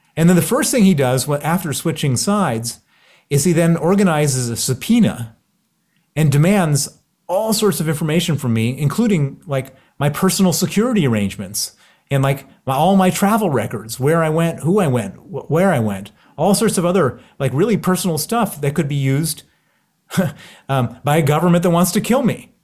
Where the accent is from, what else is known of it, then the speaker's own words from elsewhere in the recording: Chicago, Illinois, United States; accent: American; you can hear my accent. It's American. I grew up in Chicago